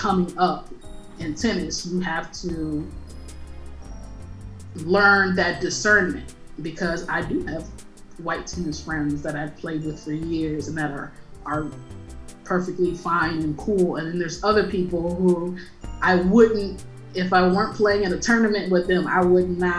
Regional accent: Chicago, Illinois, United States; I'm Black from Chicago

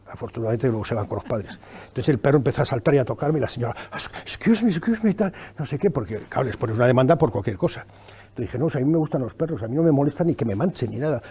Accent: Madrid, Community of Madrid, Spain; also born or lived in Venezuela; yo soy de Madrid

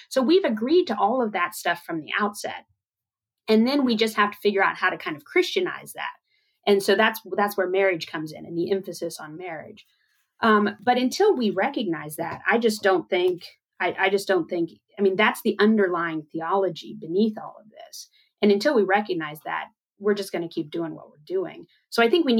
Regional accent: United States; as an American evangelical

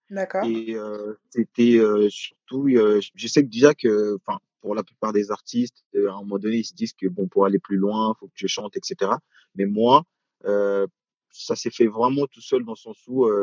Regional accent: France; moi je dirais aujourd'hui afro-français sachant que voilà, euh, je suis français, j'essaie justement de, mélanger ces deux côtés-là.

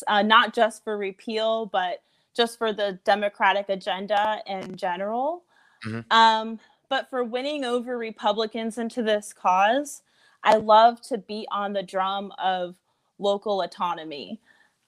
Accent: Fort Mill, South Carolina, United States; I'm from Fort Mill, South Carolina

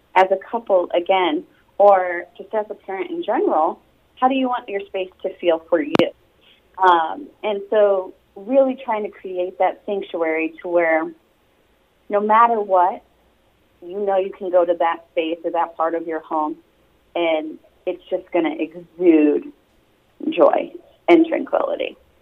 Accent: Sturgis, Michigan, United States; moved away as an adult; also born or lived in New York; now in California, United States; I'm actually originally from Sturgis, Michigan.

